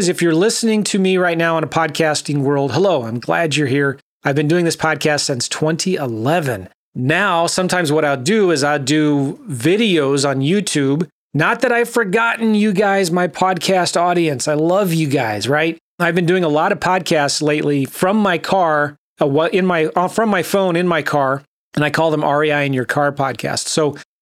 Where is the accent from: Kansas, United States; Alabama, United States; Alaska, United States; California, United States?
California, United States; San Diego; also born or lived in Los Angeles; I was raised in San Diego. I was born in LA, raised in San Diego